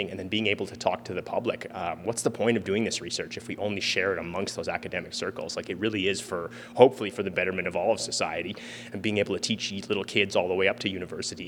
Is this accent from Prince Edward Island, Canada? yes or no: no; Edmonton, Alberta, Canada; So I grew up here in Edmonton, in my own backyard